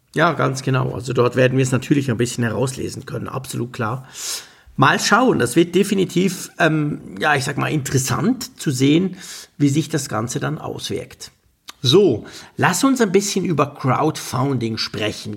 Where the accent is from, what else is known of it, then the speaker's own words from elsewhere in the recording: Switzerland; als Schweizer